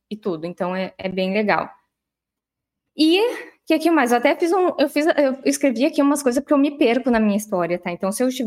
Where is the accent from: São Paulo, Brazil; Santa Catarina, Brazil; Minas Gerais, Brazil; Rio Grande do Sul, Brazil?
Rio Grande do Sul, Brazil; Santa Maria; vamos fazer um retrocesso aqui rapidinho, porque eu sou de Santa Maria. Eu estudei em colégio uh, público no início, depois eu